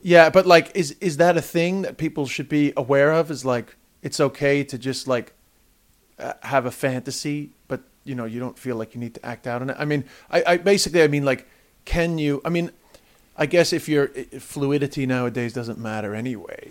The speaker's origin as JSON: {"language": "English", "country": "United States", "tie": "born or raised there", "moved": "yes", "lives_now": "Ireland", "said": "I grew up in the States"}